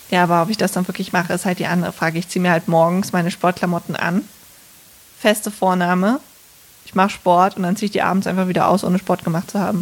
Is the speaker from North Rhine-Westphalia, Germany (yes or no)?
yes; Bergisch Gladbach, North Rhine-Westphalia, Germany; da bin ich aufgewachsen in Bergisch Gladbach mit meinen Eltern und meinem Bruder